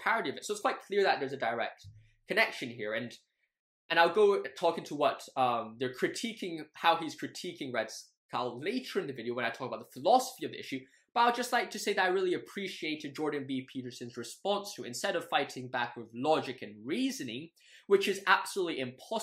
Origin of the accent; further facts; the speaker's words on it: Hong Kong; I grew up in Hong Kong all my life